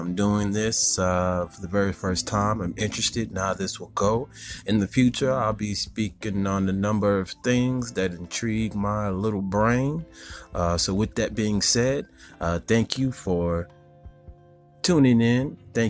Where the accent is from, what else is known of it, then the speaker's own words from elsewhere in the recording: Houston, Texas, United States; I come from Houston